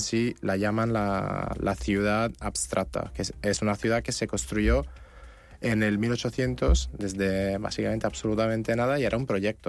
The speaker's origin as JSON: {"language": "Spanish", "town": "Naples", "region": "Campania", "country": "Italy", "said": "yo soy de Nápoles"}